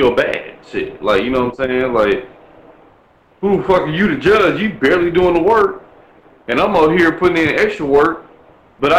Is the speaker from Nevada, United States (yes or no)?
no; Milwaukee, Wisconsin, United States; I'm from Milwaukee